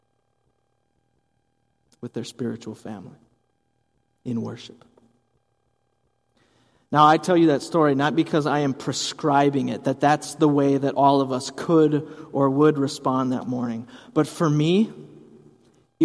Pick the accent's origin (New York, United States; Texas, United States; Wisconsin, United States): Wisconsin, United States; Hudson; my mom was a youth director in our church where I grew up, growing up in Hudson, Wisconsin